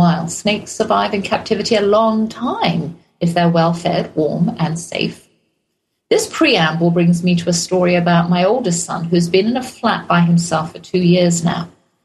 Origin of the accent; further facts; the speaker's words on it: England, United Kingdom; accent: English; also born or lived in Germany; now in Texas, United States; Being English, I come from a long line of pet lovers